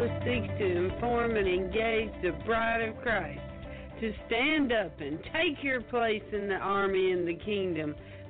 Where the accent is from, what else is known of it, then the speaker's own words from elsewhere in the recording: Michigan, United States; Growing up in Michigan, I was a big fan of Hemingway